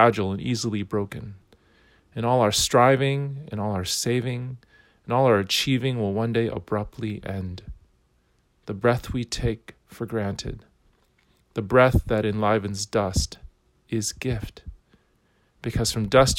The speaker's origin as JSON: {"language": "English", "country": "United States", "said": "I'm an American."}